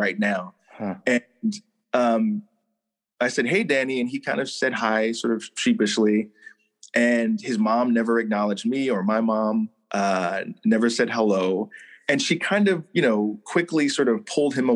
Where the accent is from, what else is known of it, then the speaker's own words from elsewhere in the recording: Hertford, North Carolina, United States; I grew up in North Carolina in a really, really tiny town called, Hertford, North Carolina